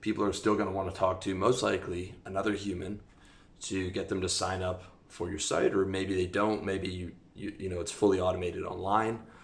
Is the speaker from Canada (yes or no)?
yes; Canada; moved away as an adult; I'm talking to you from Eastern Europe. I'm from Canada. I've lived all over the world.